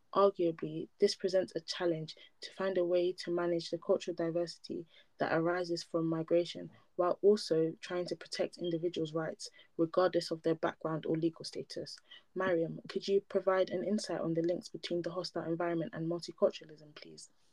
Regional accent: Nigeria; now in United Kingdom; I'm Nigerian

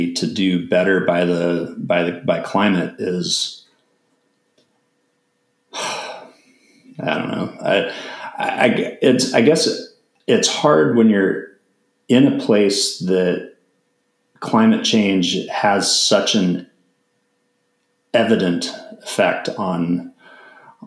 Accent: United States

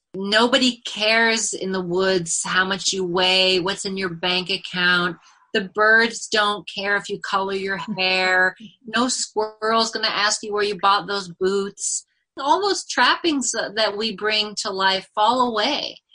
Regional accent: Northern California, United States; also born or lived in New York City; now in Eldred, United States; I grew up in Northern California and I was surrounded by the redwood forest and lived near the ocean.

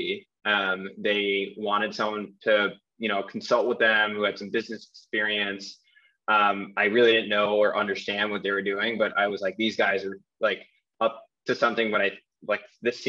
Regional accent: New York, United States; moved away as an adult; also born or lived in San Francisco; I'm from New York

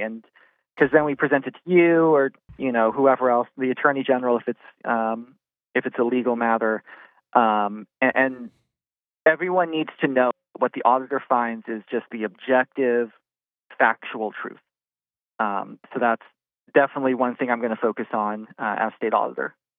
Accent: Washington, District of Columbia, United States; moved away as an adult; now in North Carolina, United States; I'm originally from Washington, D C

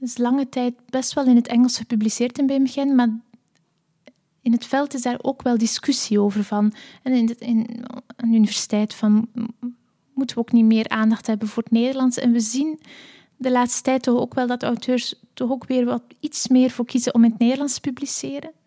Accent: Belgium; moved away; also born or lived in Leuven / Netherlands; ook als Belg

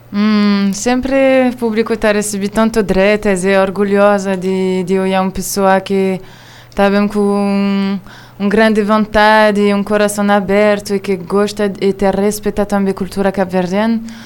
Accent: Israel; Portuguese is a second language; moved away as an adult; also born or lived in France; now in Cabo Verde; a minha nasci na França e cria na Israel. É agora está então, vivendo na Cabo Verde

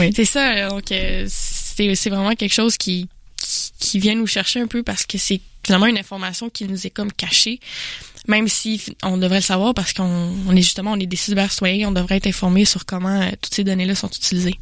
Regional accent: Jonquière, Quebec, Canada; je viens de Jonquière. Euh, c'est une région

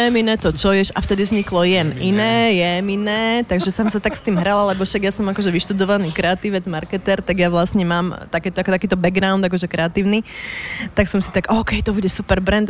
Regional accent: Martin, Žilina Region, Slovakia; moved away as an adult; also born or lived in Bratislava; som z malého mesta, tak to varenie denné bolo u nás prirodzené

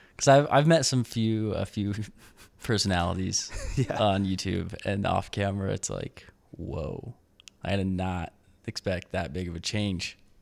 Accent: Idaho, United States; now in Utah, United States; I grew up in Idaho

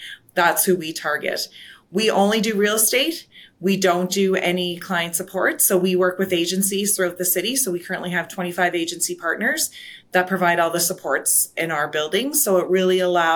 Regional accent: Nova Scotia, Canada; now in Calgary, Canada; I'm originally from Nova Scotia and, just pretty modest upbringing. Moved to Calgary

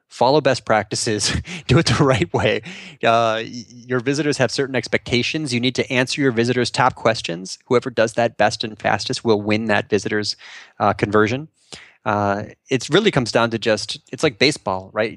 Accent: North Shore, Illinois, United States; I grew up on the North Shore.

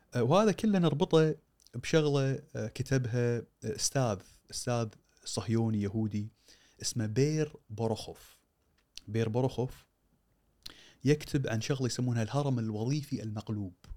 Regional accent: Kuwait

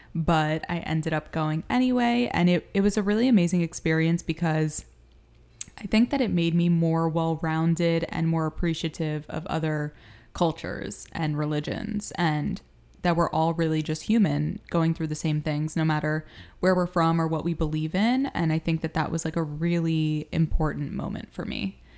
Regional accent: Miami, Florida, United States; moved away as an adult; also born or lived in New York; I was born in Miami, Florida

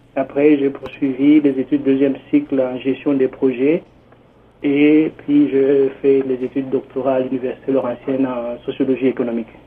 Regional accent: DR Congo; moved away as an adult; also born or lived in Canada; now in Toronto, Canada; je viens précisément de la RDC, la République démocratique du Congo

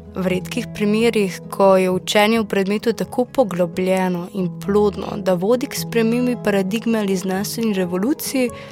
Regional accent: Slovenia; Slovenci smo menda znani po tem, da gostom težimo s copati

